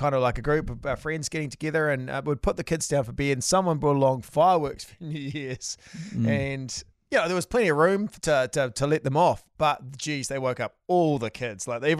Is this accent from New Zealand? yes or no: yes; Wairarapa, Wellington, New Zealand; moved away; I was from the Wairarapa, so we didn't really have neighbours around too close.